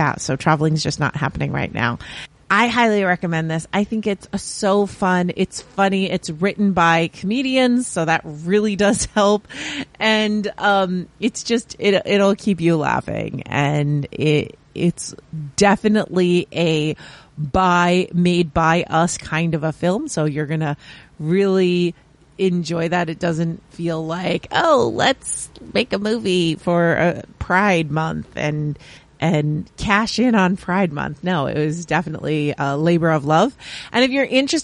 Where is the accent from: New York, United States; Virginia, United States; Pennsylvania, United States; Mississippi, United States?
New York, United States; Long Island; I grew up on Long Island